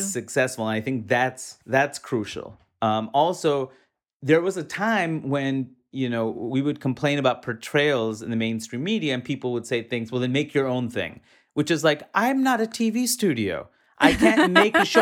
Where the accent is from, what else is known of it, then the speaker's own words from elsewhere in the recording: New York City, New York, United States; moved away; growing up in, in New York City, in Queens, New York